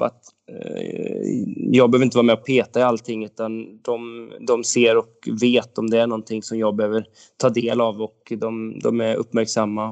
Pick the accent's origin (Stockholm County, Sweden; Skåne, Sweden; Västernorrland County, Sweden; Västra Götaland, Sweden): Västra Götaland, Sweden; Åmål; now in Romme, Sweden; Jag växte upp i Åmål